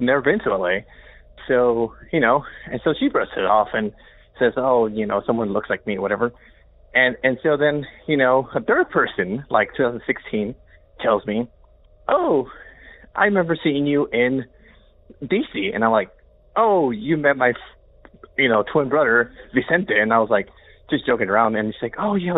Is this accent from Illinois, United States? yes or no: yes; Chicago, Illinois, United States; moved away as an adult; also born or lived in Rockford, Illinois / New York City; I grew up in Chicago, and I lived there